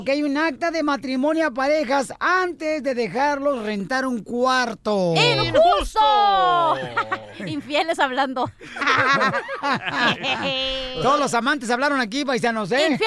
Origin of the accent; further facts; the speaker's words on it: Nicaragua; Yo soy de Nicaragua